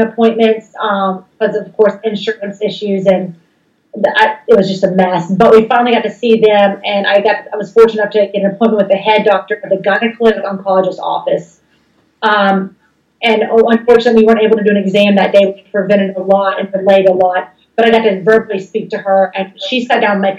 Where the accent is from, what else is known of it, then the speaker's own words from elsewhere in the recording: the South, United States; I was raised in the South